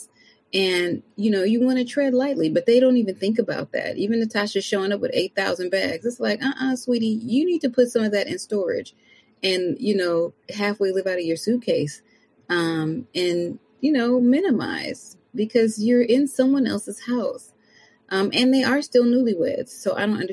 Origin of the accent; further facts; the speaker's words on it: United States; I'm American